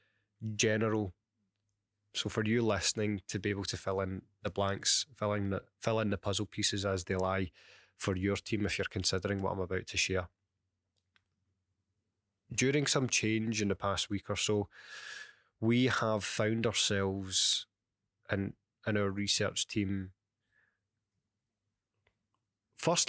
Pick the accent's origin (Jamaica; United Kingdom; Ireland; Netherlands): United Kingdom; Glasgow, Scotland; accent: Glaswegian; my crackled Glaswegian accent